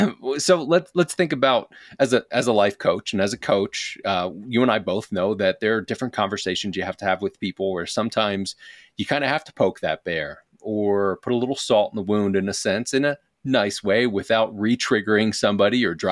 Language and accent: English; Philadelphia, Pennsylvania, United States; I'm originally from Philadelphia. And I would blame the Northeast.